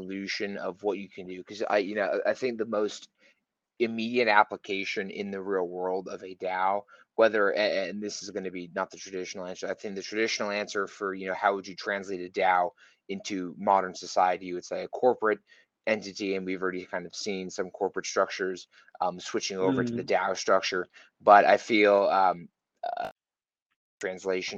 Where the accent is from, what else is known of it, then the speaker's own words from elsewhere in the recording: Texas, United States; my home state of Texas, here in the US